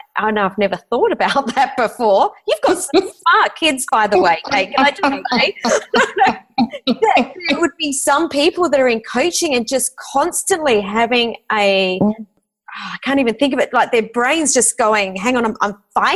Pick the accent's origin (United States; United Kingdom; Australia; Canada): Australia; Adelaide, South Australia; moved away; I'm originally from Adelaide